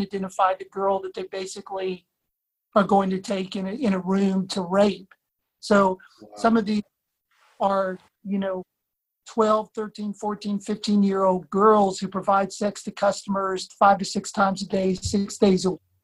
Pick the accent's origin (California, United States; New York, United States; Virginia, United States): Virginia, United States; Blacksburg; I grew up in Blacksburg, Virginia